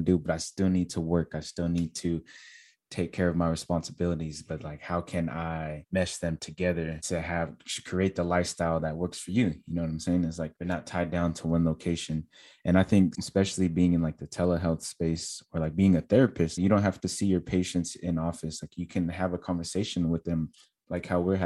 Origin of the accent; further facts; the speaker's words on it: California, United States; now in Texas, United States; I'm from California, so they require you to have a state license in California. And now I live in Texas